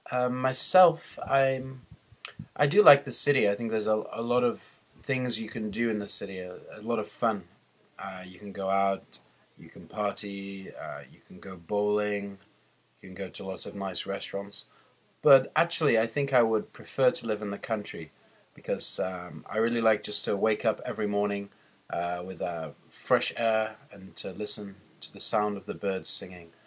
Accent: England, United Kingdom; I'm speaking for elllo.org. I'm from England.

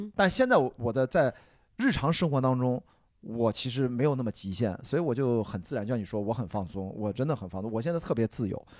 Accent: Qingdao, Shandong, China; 我们山东人，我再清早长大，从小就有生吃大葱、 生吃蒜头的习惯

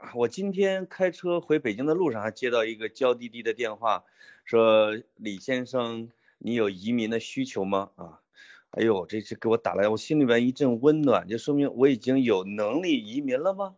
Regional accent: Henan, China; accent: Henan dialect; 用我们河南话

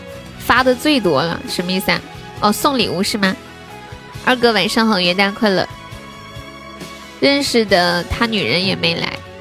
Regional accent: Anhui, China; 我是个三十岁，安徽的

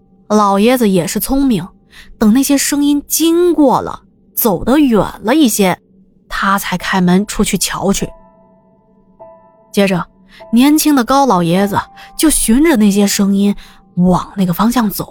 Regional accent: Jiaxing, Zhejiang, China; 来的基本上都是一些嘉兴的本地人，因为我们嘉兴人讲究做人实在，消费也实在

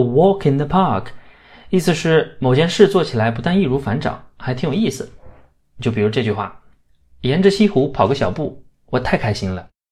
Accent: Shanxi, China; in my hometown, Shanxi

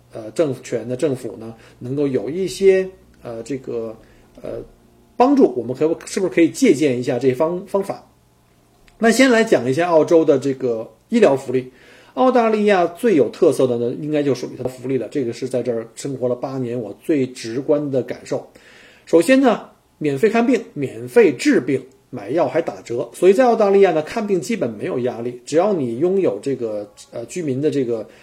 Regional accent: China; 我们在天朝的老百姓

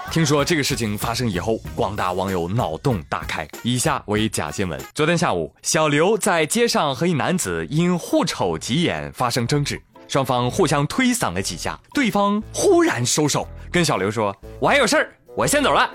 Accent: China; 我们中国人从来不惧怕什么外来物种

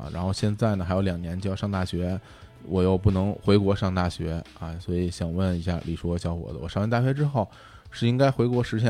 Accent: China; 说让我多和外国人做朋友，可是外国人并不太想和我们中国人做朋友，是吗？

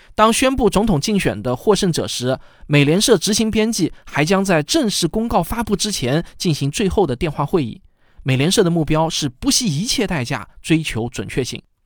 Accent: China; 我们中国人

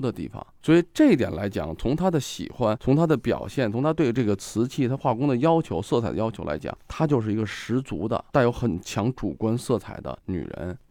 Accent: Guangdong, China; 我们老家那时候广东嘛

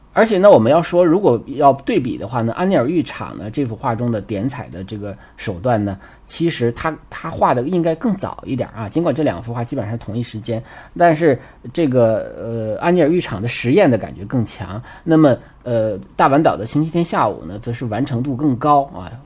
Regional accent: China; 我们中国人叫猴山

